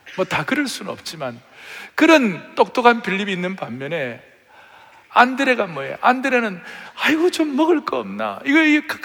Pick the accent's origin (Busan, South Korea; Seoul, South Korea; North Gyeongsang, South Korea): North Gyeongsang, South Korea; Uiseong; 제가 의성 출신인데 경북 의성 청송 영덕이라고 있어요. 아주 시골.